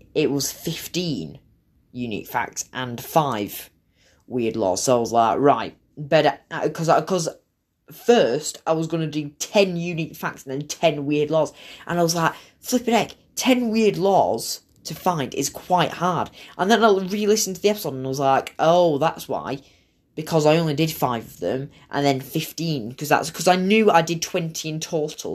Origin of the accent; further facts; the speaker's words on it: England, United Kingdom; now in Ireland; considering I live in Ireland, I started with Ireland, and then considering I'm from England